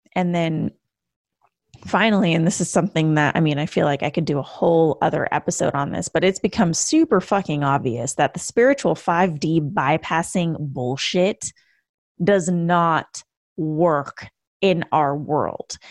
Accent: Canada; moved away as an adult; now in United States; a Canadian who moved to the U S in two thousand fourteen

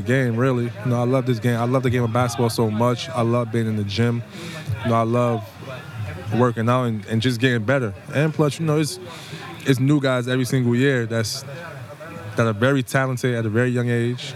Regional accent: New York City, New York, United States; I'm from here. I'm from the Bronx.

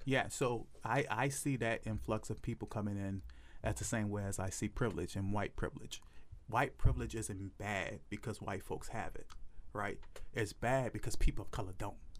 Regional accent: New Orleans, Louisiana, United States; I'm from New Orleans

